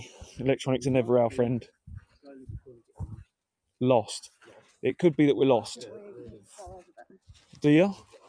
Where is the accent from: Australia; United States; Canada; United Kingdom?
United Kingdom; Yeah, we're British.